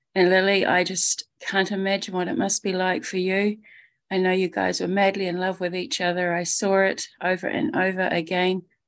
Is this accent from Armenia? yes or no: no; New Zealand; I'm from New Zealand, calling from New Zealand right now